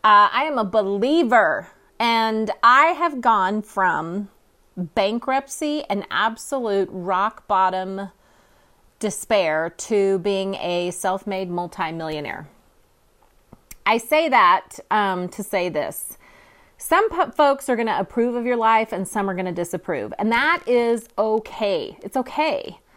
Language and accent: English; California, United States; now in Oklahoma, United States; I'm actually transplanted from California. And I wouldn't trade it for the world.